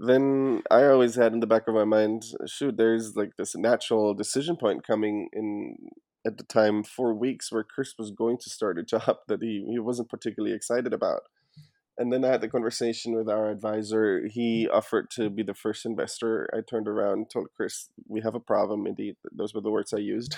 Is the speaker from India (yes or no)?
no; Germany; moved away as an adult; now in United States; As you can hear, I'm, I'm actually not from the U S originally. I was born and raised in Germany